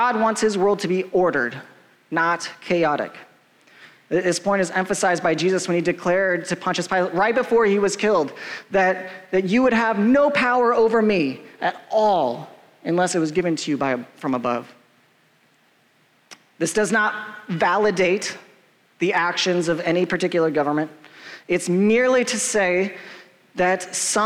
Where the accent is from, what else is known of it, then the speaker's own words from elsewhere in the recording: United States; As an American guy, like, I was taught growing up